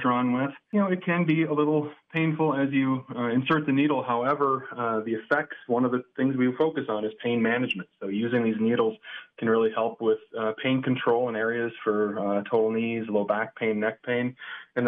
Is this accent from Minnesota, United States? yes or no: yes; St. Cloud, Minnesota, United States; moved away as an adult; also born or lived in Farmington, New Mexico / Foley, Minnesota; I'm originally from St. Cloud, and then I lived in Farmington, New Mexico for about 3 years